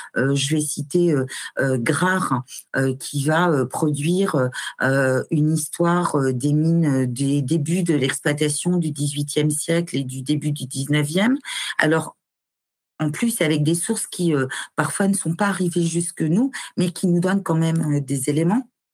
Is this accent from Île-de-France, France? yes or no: no; Nord-Pas-de-Calais, Hauts-de-France, France; moved away as an adult; also born or lived in Mulhouse / Le Havre; j'ai quitté le Nord-Pas-de-Calais euh, dont je suis originaire